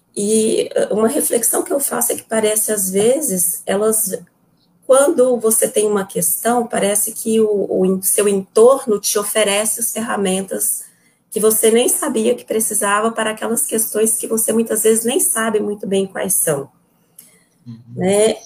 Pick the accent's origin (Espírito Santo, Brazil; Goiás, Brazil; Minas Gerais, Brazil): Goiás, Brazil; Goiânia; moved away as an adult; now in Porto Nacional, Brazil; Eu sou de Goiânia